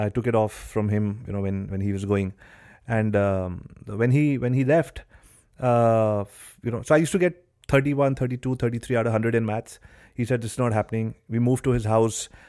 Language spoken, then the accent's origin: English; Delhi, India; I was born and brought up in Delhi